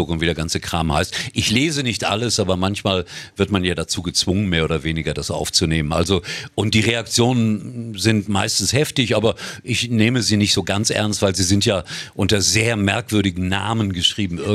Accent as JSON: {"language": "German", "town": "Gelsenkirchen", "region": "North Rhine-Westphalia", "country": "Germany", "tie": "born there", "said": "ich bin gebürtiger Schalker da ist er mein Schalker mein Schalker ja. Also, und insofern ist das auch mein Heimatverein"}